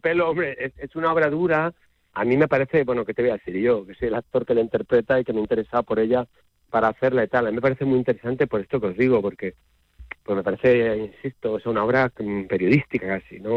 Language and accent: Spanish; Spain; como español